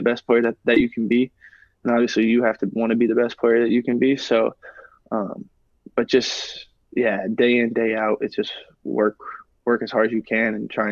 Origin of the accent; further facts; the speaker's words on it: St. Louis, Missouri, United States; it's my hometown club, obviously. They're not even here yet, and I kind of have like a soft spot in my heart just because I'm a St. Louis guy